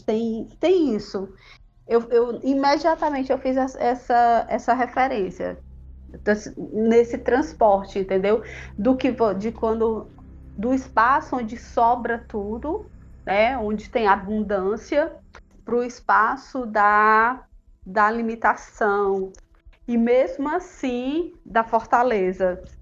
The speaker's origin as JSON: {"language": "Portuguese", "area": "Jaguaribe Valley", "region": "Ceará", "country": "Brazil", "said": "Eu sou do Vale do Jaguaribe, que é uma parte aqui do Ceará que é bem agreste"}